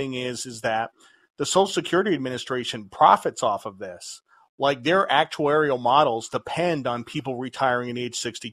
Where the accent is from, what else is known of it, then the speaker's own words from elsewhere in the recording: United States; Americans are puritanical. You know, we're descended from the Puritans